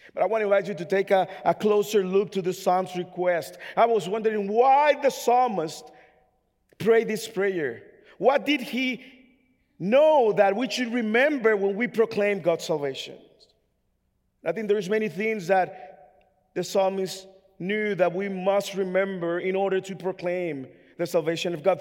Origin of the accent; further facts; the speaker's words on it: Dominican Republic; English is a second language; now in United States; I'm from the Dominican Republic